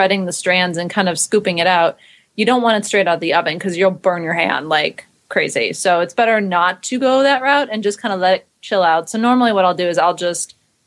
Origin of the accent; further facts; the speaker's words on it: East Coast, United States; I grew up on the East Coast, so everything bagels were kind of a norm